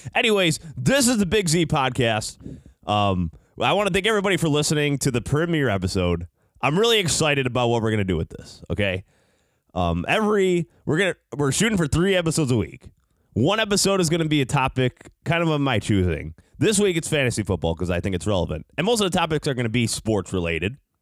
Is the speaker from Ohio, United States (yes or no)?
no; Chicago, Illinois, United States; in Chicago here today, I'm from Chicago